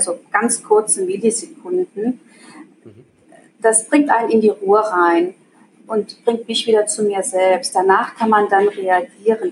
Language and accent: German; Germany; moved away as an adult; now in Switzerland; Also ich komme aus Deutschland, lebe aber mittlerweile seit äh, 16 Jahren in der Schweiz